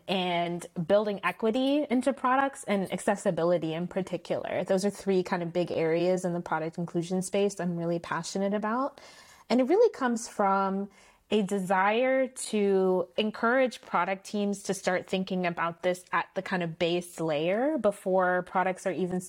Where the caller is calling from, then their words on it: Palo Alto, California, United States; And I am calling in from Palo Alto.